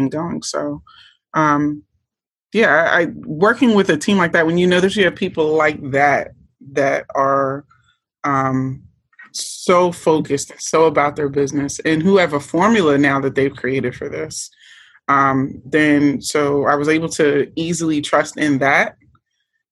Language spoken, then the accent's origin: English; Norristown, Pennsylvania, United States; I grew up in Pennsylvania, outside of the Philadelphia area, a place called Norristown, Pennsylvania.